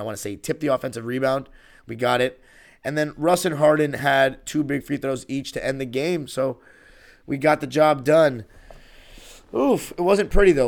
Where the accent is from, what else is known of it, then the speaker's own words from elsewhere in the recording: Los Angeles, California, United States; growing up in Lakerland